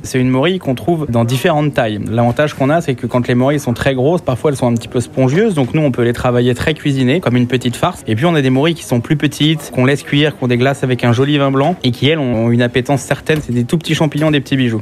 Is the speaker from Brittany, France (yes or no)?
yes; Brittany, France; moved away; je suis originaire de Bretagne